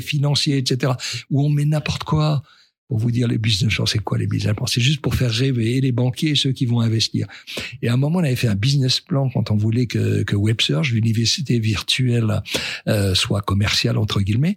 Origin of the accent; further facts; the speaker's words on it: France; quand on est un Français